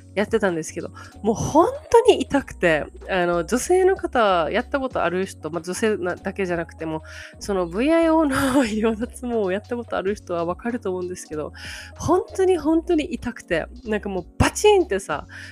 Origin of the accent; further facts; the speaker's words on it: Japan; 日本だよ